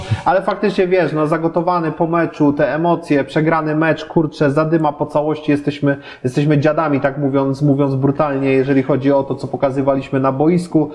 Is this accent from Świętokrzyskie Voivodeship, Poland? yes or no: no; Poznań, Greater Poland, Poland; jestem poznaniakiem